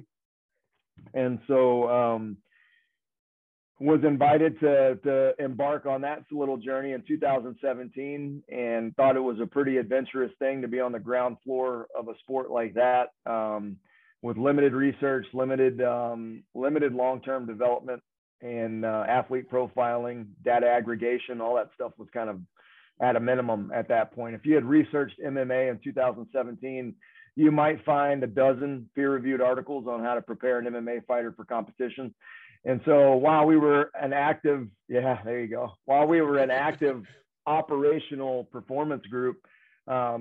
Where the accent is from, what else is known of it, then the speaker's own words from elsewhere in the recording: the South, United States; moved away as an adult; I'm from the South